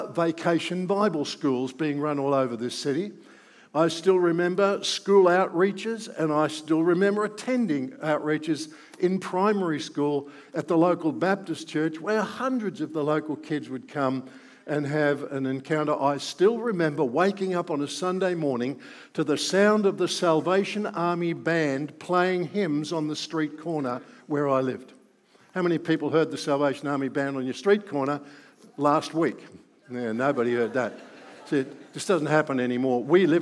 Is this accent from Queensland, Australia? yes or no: no; Melbourne, Victoria, Australia; I grew up in Melbourne. I've never lived anywhere else other than in Melbourne